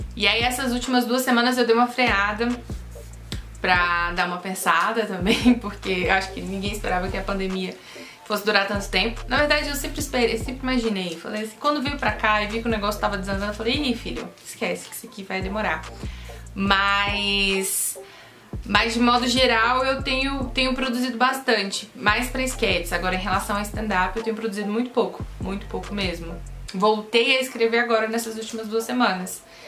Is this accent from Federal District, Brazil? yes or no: yes; Brasília, Federal District, Brazil; eu sou brasiliense